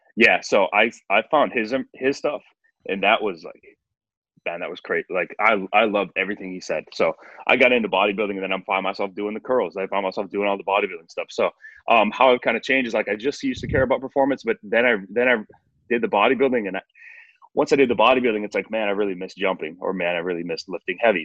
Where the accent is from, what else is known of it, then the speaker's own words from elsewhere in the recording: Northwest Wisconsin, United States; I grew up in Northwest Wisconsin, uh, like kind of the middle of nowhere.